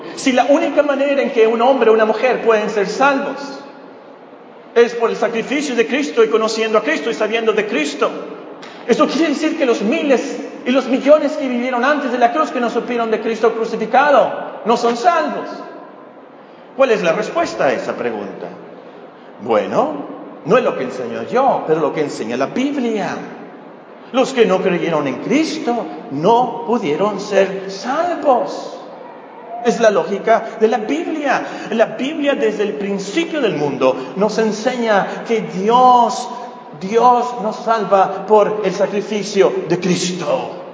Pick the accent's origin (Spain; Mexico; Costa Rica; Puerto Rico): Mexico; nosotros como mexicanos celebramos la Santa, perdón, la Semana Santa